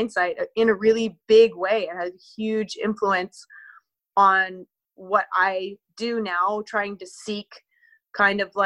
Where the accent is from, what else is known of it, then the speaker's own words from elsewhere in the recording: Victoria, British Columbia, Canada; now in near Tofino, Canada; I was raised in Victoria, BC, which is the capital.